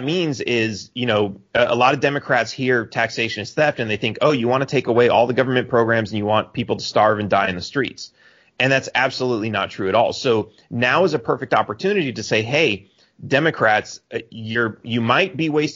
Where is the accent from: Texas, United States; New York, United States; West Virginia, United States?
Texas, United States; also born or lived in McAllen, Texas; now in Cancun, Mexico; I'm a Texan